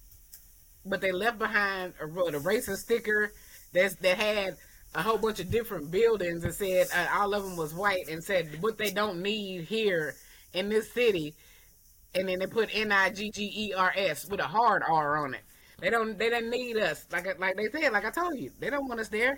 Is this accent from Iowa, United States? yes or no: no; Murfreesboro, Tennessee, United States; moved away; also born or lived in Durham, North Carolina; I'm from Murfreesboro, so when I moved to Durham, North Carolina